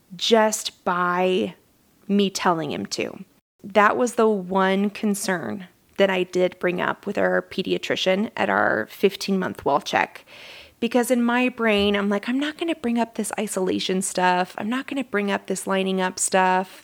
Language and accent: English; Southern Utah, United States; I am from Southern Utah. I wasn't born in Southern Utah, but that's all I've ever known